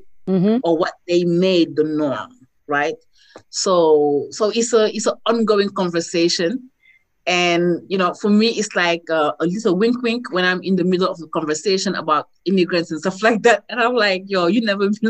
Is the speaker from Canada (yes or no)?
no; Senegal; moved away as an adult; also born or lived in Strasbourg, France / Paris, France; now in Detroit, United States; I was born in Strasbourg. And when my father finished school, he came back home with me and my elder brother, my mom. So I grew up in Senegal.